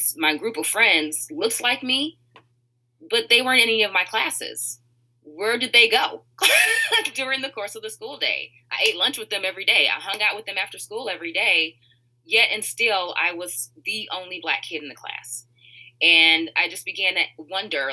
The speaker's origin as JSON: {"language": "English", "town": "Richmond", "region": "California", "country": "United States", "tie": "born or raised there", "also_born_or_lived": "Moraga, California", "moved": "as an adult", "lives_now": "Chicago, United States", "said": "I grew up in Richmond, California, so I want to represent the Bay there"}